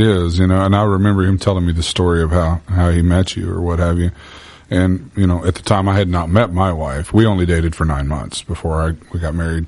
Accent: Bible Belt, the South, United States; I was born and raised in the Bible Belt

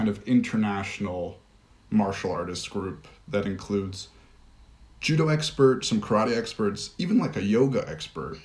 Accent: United States; I'm American

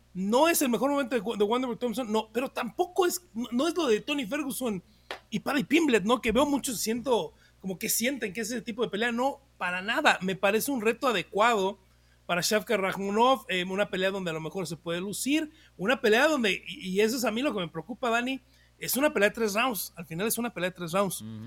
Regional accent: Mexico; soy mexicano

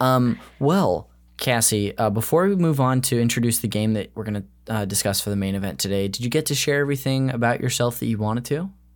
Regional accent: California, United States; I've lived in California my whole life

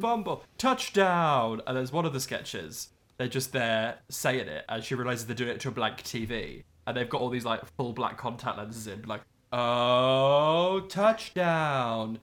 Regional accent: Midlands, United Kingdom; We're from both from the Midlands

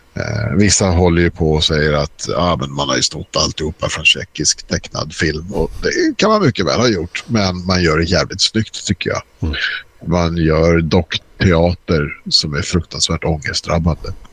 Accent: Stockholm, Stockholm County, Sweden; Jag är uppvuxen i Skarpnäck, gick i skolan i Bagarmossen

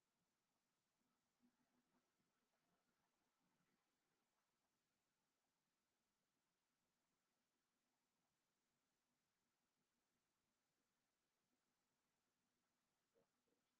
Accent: Canada; as a Canadian

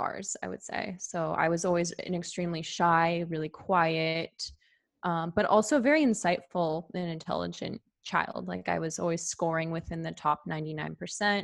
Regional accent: near San Francisco, California, United States; I grew up in a pretty affluent area, actually. So near San Francisco, California.

